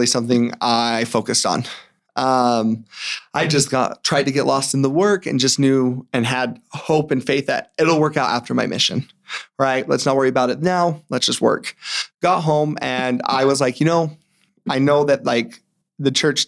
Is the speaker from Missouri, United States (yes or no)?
no; Morgan, Utah, United States; I'm from Morgan. And so growing up, I grew up in a small town, moved there when I was about five.